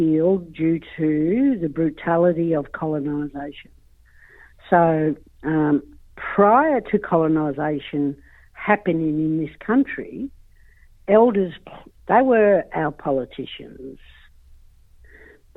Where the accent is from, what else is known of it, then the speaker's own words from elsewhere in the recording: Australia; we also have an ancient culture in our country